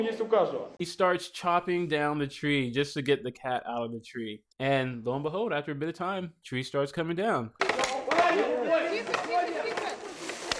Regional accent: Germany; my 80s kid growing up in Cold War Germany

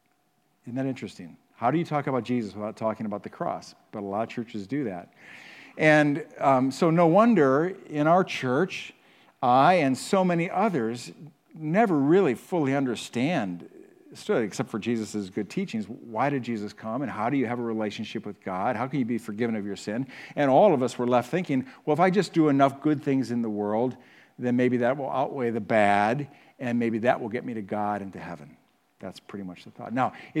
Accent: Huron, United States; So I was raised in Huron, and my parents were just really good about taking us to church at a small church in Huron every week.

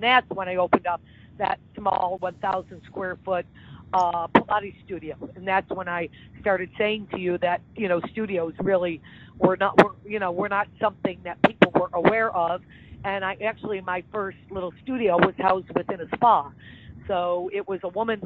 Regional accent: Niagara Falls, New York, United States; moved away as an adult; also born or lived in Buffalo, New York / Miami, Florida; now in Florida, United States; I grew up in Niagara Falls, New York, and my bachelor and master's degree are from the State University of New York at Buffalo

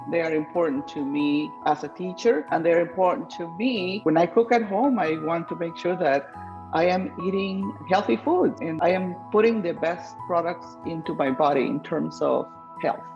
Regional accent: Guatemala; moved away; my home country, Guatemala

